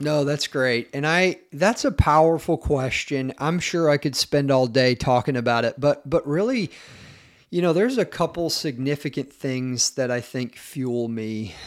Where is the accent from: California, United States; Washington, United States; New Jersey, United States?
Washington, United States; Battle Ground; also born or lived in Tennessee; I grew up here in Washington State, a little town called Battleground, which is north of Portland, Oregon, and spent most of my childhood there